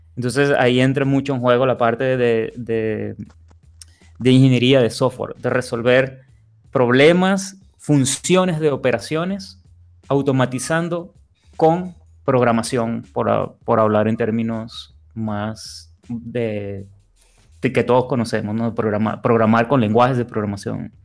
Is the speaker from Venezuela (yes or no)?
yes; Venezuela; now in Monterrey, Mexico; Yo soy de Venezuela, pero tengo ya unos años viviendo acá en Monterrey